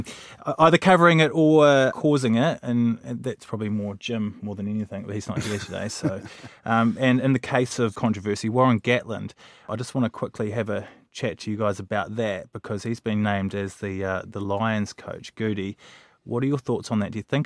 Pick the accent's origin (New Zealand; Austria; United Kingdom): New Zealand; From New Zealand, thank you.